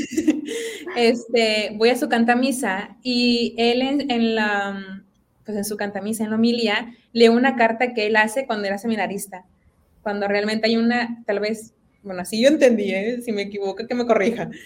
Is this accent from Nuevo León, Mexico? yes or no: yes; Apodaca, Nuevo León, Mexico; soy de aquí de Monterrey, específicamente del municipio de Apodaca.